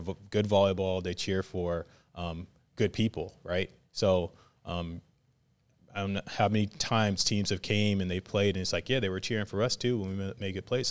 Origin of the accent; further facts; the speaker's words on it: Virginia Beach, Virginia, United States; moved away as an adult; also born or lived in Hawaii; now in Waco, United States; I grew up in Virginia Beach, Virginia